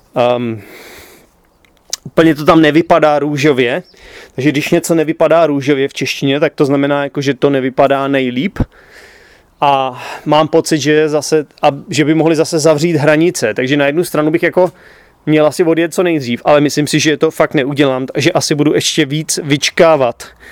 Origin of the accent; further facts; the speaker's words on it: Czechia; já jako Čech, jako každý správný Čech